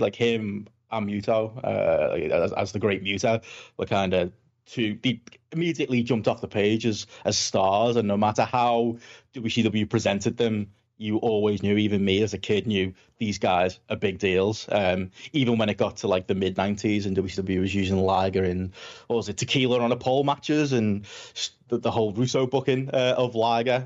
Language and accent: English; Liverpool, North West England, United Kingdom; I'm from Liverpool in England, I've talked quite fast and probably quite funny